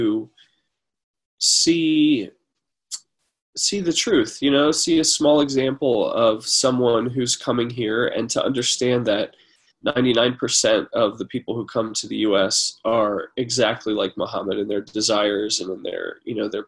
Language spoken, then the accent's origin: English; United States; I'm an American, a Christian. I grew up here.